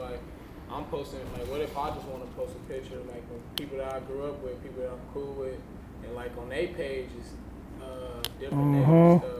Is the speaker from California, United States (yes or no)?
yes; Los Angeles, California, United States; so I grew up in South Central